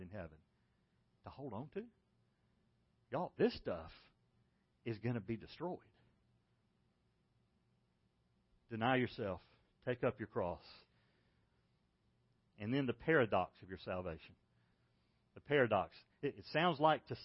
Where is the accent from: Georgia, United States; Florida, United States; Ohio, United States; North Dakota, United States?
Georgia, United States; Macon; When I was a kid, I grew up in Macon, Georgia